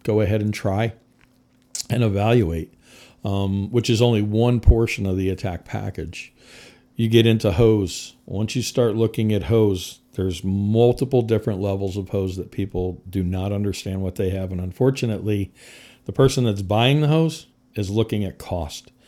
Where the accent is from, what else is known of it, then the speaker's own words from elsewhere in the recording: Connecticut, United States; moved away as an adult; also born or lived in Midwest; I was born and raised in Connecticut